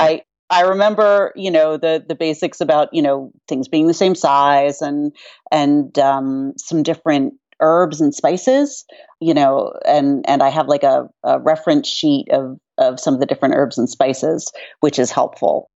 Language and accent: English; New York City, New York, United States; being a New Yorker